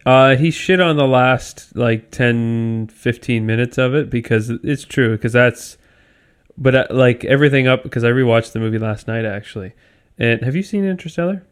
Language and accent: English; Canada; I'm Canadian.